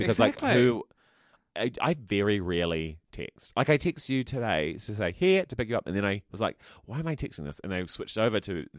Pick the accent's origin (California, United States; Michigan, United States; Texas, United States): Texas, United States; I'll say everything I like because I'm from Texas.